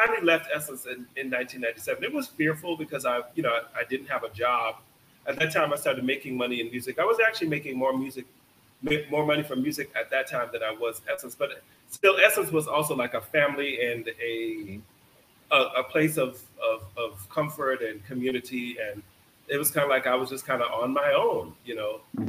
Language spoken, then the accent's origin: English; Jamaica; You know, I had a job and a dream, or being Jamaican, two jobs, if you want to look at it like that.